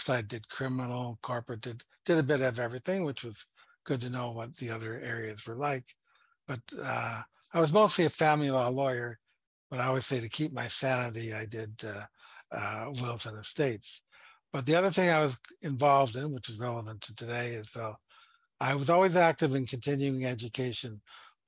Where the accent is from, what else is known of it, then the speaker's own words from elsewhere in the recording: Toronto, Ontario, Canada; moved away as an adult; now in Ottawa, Canada; I was born and raised in Toronto